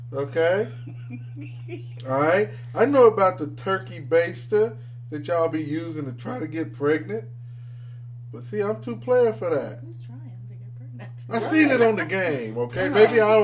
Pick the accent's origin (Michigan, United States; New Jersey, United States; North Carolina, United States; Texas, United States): Michigan, United States; Detroit; And this is I'm from Motor City.